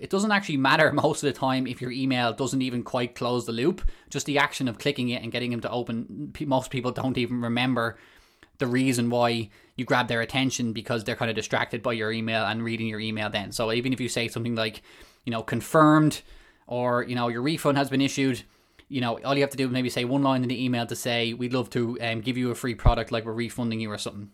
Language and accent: English; Malahide, Leinster, Ireland; I come from Ireland, um, small town in North Dublin called Malahide